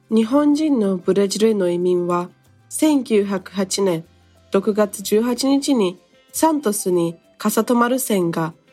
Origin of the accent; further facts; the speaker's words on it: Japan; nasci no Japão e sempre estudei na escola japonesa. No meu podcast, eu falo um pouquinho sobre a cultura japonesa e a cultura do meu país, que é o Brasil.